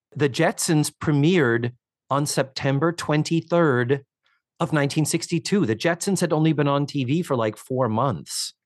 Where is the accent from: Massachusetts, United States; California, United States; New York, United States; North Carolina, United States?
Massachusetts, United States; Brockton; now in Orlando, United States; my hometown of Brockton, Massachusetts